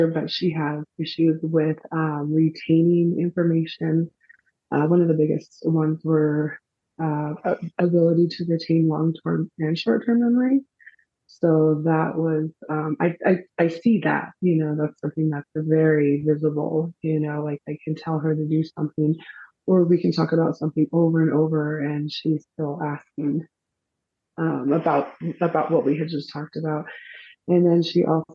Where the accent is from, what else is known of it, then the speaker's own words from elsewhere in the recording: Albuquerque, New Mexico, United States; I am from Albuquerque, New Mexico